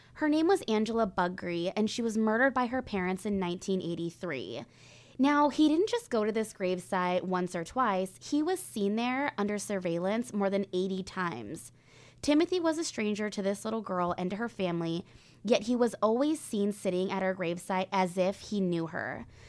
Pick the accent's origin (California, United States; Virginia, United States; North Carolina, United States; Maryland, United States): California, United States; Northern; when I was younger, growing up in Northern California